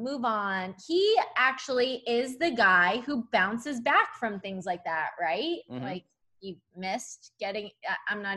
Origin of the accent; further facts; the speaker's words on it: East Coast, United States; Growing up on the East Coast